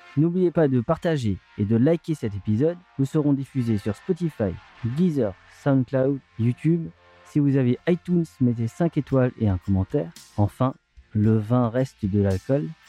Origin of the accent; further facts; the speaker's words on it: Surbourg, Grand Est, France; also born or lived in Mittelhausbergen; je travaille à Mittelhausbergen, je viens de Surbourg